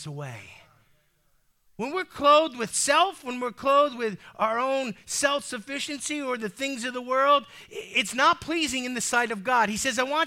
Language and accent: English; United States; As an American with freedom in my DNA